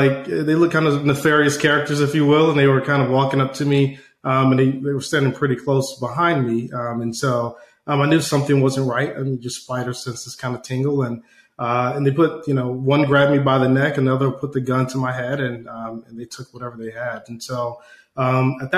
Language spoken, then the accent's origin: English; Atlanta, Georgia, United States; also born or lived in Detroit, Michigan; I was born originally in Detroit, Michigan, and then my family moved down to Atlanta, Georgia when I was about 3 years of age.